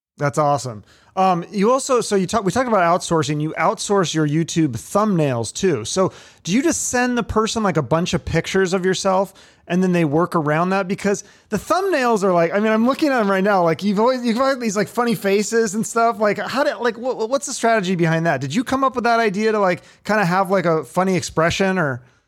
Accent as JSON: {"language": "English", "town": "Seattle", "region": "Washington", "country": "United States", "tie": "born or raised there", "said": "I grew up in Seattle in the nineties"}